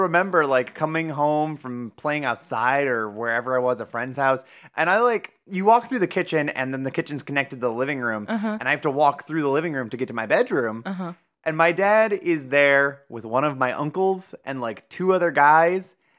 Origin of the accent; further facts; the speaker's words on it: Ohio, United States; It's devoid of an accent because we're from Ohio.